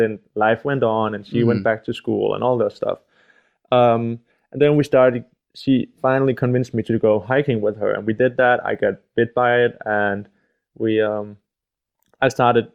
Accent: Denmark; I'm from Denmark

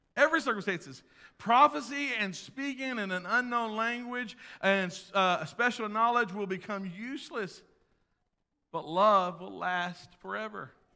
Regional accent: United States; I'm an American.

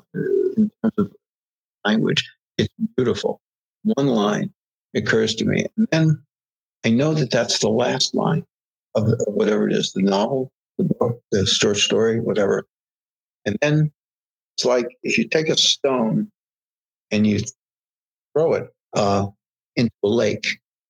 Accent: Hudson Valley, New York, United States; I grew up in the Hudson Valley

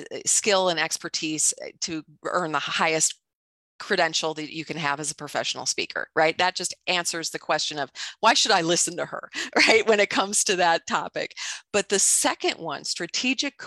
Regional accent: Chicago, Illinois, United States; I grew up in Chicago

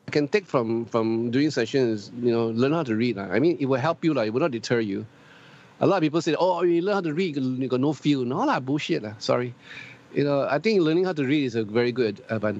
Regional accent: Singapore; I'm Singaporean Chinese, but I'm still proud to be a Chinese.

